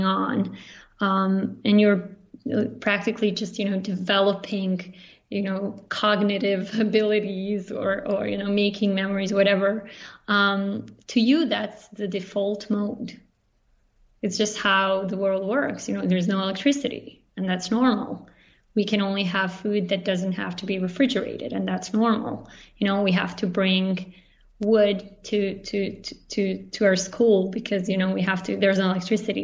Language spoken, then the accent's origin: English; Banja Luka, Republika Srpska, Bosnia & Herzegovina; English is a second language; moved away as an adult; also born or lived in Zagreb, Croatia / Barcelona, Spain / Prague, Czech Republic; now in Zurich, Switzerland; we were in Bosnia and the war started, and we stayed there. And I grew up in Banja Luka, which is it's a city in northern Bosnia